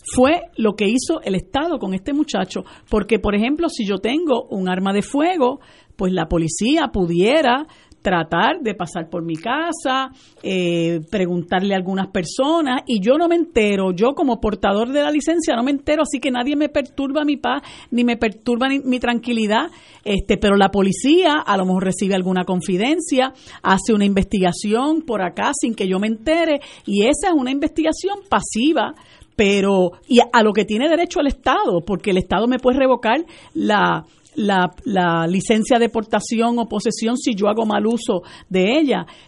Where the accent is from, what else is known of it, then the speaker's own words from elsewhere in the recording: Puerto Rico; also born or lived in United States; nosotros como puertorriqueños